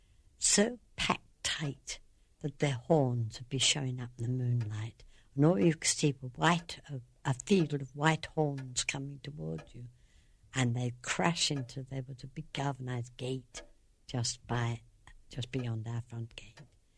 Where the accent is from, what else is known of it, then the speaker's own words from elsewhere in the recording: Sutton, London, United Kingdom; moved away as an adult; also born or lived in Ballinasloe, Ireland; now in Ireland; I came from Sutton in Surrey, and it was a nice little, well, I suppose they call it village those days